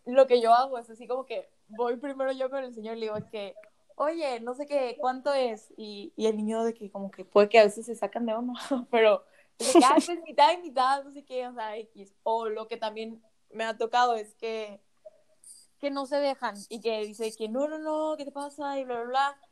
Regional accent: Mexico; Yo vivo, vivo en una ciudad súper chiquita aquí en México

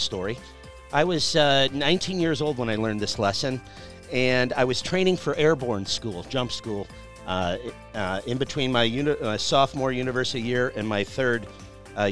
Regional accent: Chicago, Illinois, United States; I'm from Chicago.

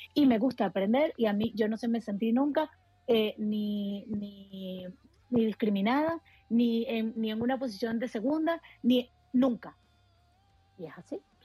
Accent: Venezuela; also born or lived in Catalonia; now in Spain; yo soy de Venezuela como tú, tú efectivamente. Yo llegué aquí en el 2008

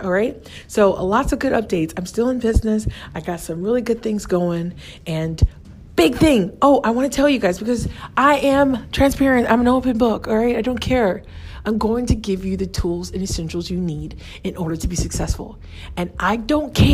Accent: United States; I'm American and I'm a professional in America

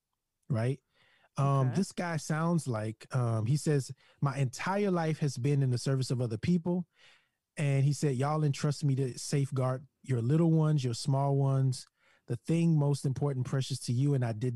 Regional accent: Louisiana, United States; Yeah, Louisiana, the sheriff's deputy.

